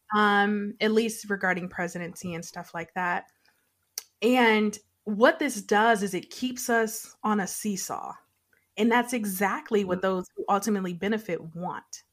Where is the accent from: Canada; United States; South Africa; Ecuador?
United States; Detroit, Michigan; when I was a child, so I grew up in Detroit